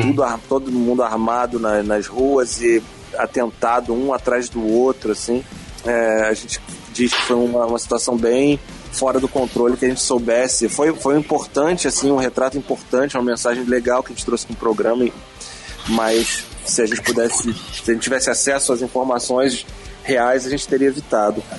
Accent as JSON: {"language": "Portuguese", "country": "Brazil", "said": "quando eu falo que sou brasileiro"}